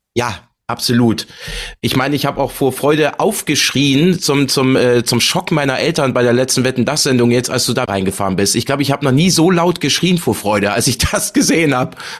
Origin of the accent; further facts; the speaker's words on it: Bremen, Germany; das freut mich natürlich als Bremer